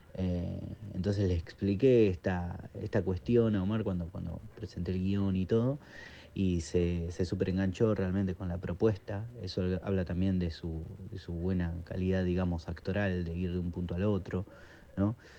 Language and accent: Spanish; Quilmes, Buenos Aires Province, Argentina; en Quilmes como un preestreno, que es de donde yo soy